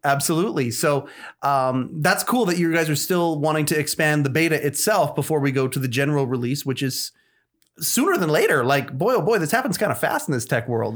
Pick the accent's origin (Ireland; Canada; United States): Canada; I'm born and raised here in Canada